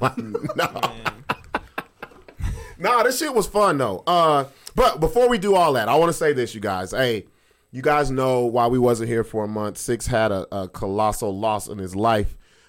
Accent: Long Beach, California, United States; moved away; I'm from Long Beach

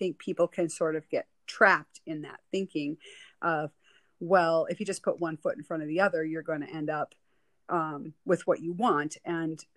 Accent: Western Wisconsin, United States; moved away as an adult; growing up in Western Wisconsin, you know, my whole life until I was about 25

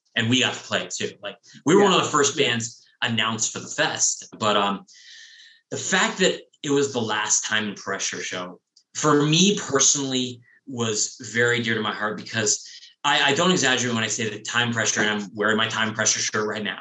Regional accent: San Diego, California, United States; growing up in San Diego, I'd never been to the soda bar

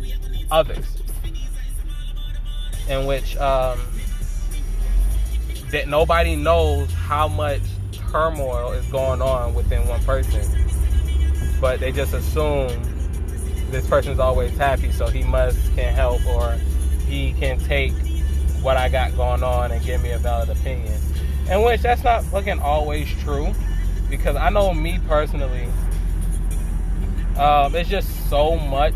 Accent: New York City, New York, United States; From New York City, family's from Jamaica, so I have a Caribbean background.

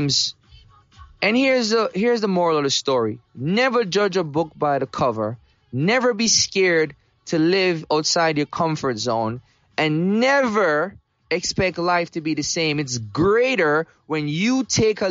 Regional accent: Jamaica; now in United States; I grew up in Jamaica

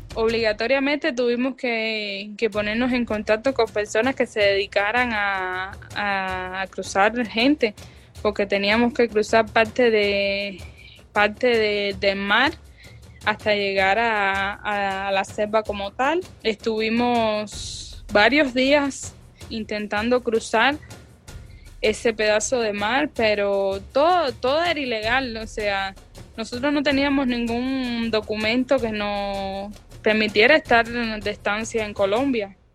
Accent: Cuba; moved away as an adult; also born or lived in Maracaibo, Venezuela; now in United States; éramos alrededor de ocho cubanos

